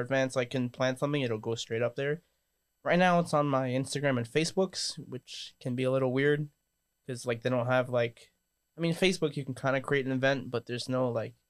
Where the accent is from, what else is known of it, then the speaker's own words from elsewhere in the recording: New York City, New York, United States; also born or lived in Northern California; now in Matawan, United States; I'm from New York and I moved out here